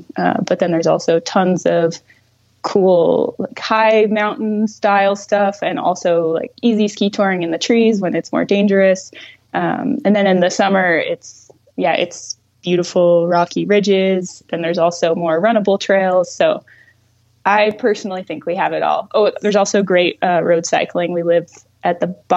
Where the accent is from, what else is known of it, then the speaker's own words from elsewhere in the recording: Augusta, Maine, United States; also born or lived in Maritime Alps, France; now in France; I grew up in central Maine, just near Augusta, which is the capital of Maine.